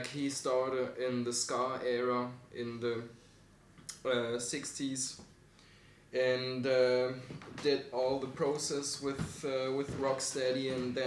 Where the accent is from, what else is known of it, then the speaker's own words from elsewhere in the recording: Scotland, United Kingdom; I'm from Scotland.